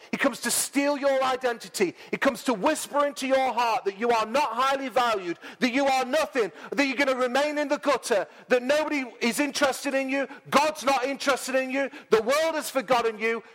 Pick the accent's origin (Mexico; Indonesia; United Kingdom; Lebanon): United Kingdom; Mansfield, East Midlands; moved away as an adult; I'm in my hometown